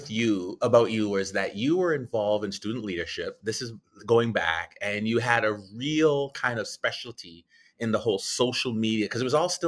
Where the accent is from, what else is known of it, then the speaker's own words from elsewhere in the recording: Guyana; uh, Guyana, South America.